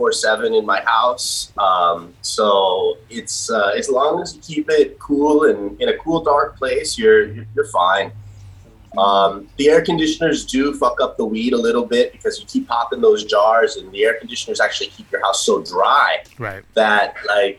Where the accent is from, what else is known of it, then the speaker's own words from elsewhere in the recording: Northern California, United States; moved away as an adult; now in Thailand; California, Northern California